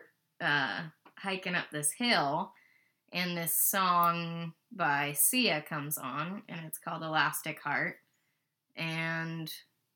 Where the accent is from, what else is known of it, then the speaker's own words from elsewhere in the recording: Boise, Idaho, United States; that's where we're from